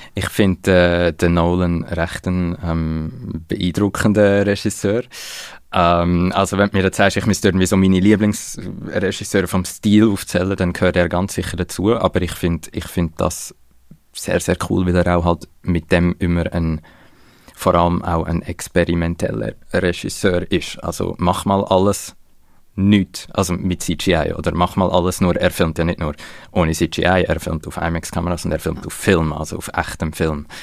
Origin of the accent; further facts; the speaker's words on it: Switzerland; wir haben als Schweizer